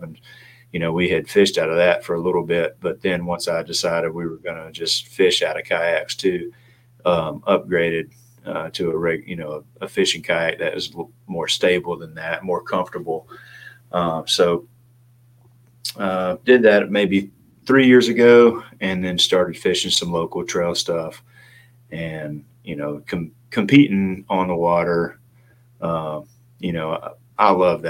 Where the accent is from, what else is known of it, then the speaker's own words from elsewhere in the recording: Clarksville, Tennessee, United States; moved away as an adult; also born or lived in Memphis / Louisville / Kansas City / Richmond; now in Raleigh, United States; in Clarksville. And grew up there, went to school at Tennessee Tech University